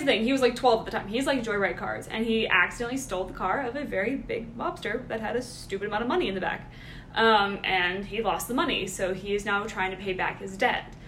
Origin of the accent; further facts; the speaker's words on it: Georgia, United States; We're all from Georgia. All grew up here